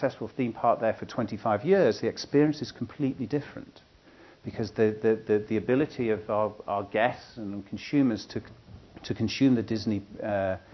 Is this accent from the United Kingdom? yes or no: yes; United Kingdom; now in United States; I come from the United Kingdom